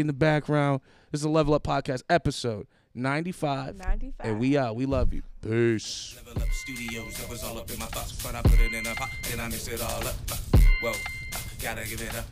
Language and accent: English; Buffalo, New York, United States; moved away as an adult; now in Pittsburgh, United States; I'm from Buffalo. Ah. I moved here to go to school